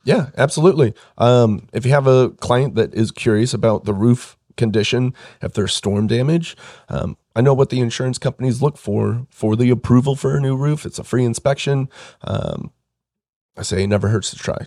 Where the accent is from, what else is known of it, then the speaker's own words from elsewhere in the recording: Pittsboro, Indiana, United States; I grew up in Hendricks County, Pittsboro, um, was there for a while before I moved downtown.